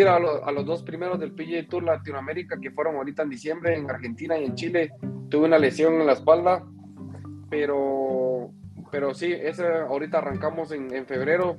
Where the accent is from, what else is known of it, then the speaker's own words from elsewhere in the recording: Guatemala; nuestro país está creciendo.